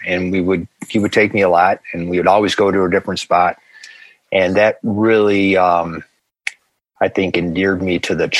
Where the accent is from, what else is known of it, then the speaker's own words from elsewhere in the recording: Grand Island, New York, United States; Lived there all my life. So I started on Alt Boulevard.